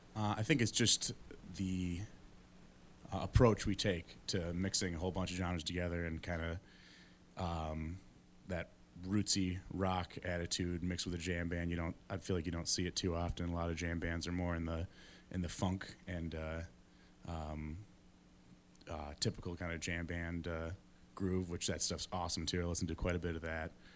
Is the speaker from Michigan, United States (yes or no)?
yes; Ada, Michigan, United States; I grew up in, in Grand Rapids, in Ada, Michigan, just outside.